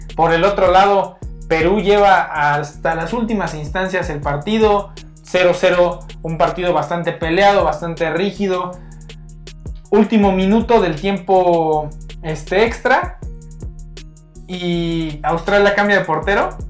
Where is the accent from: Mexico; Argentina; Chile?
Mexico; nosotros como, como mexicanos